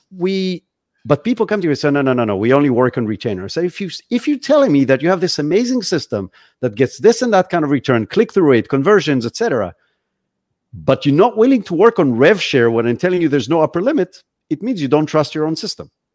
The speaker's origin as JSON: {"language": "English", "country": "Israel", "tie": "born or raised there", "moved": "as an adult", "lives_now": "Florida, United States", "said": "I'm originally from Israel. That's where I grew up."}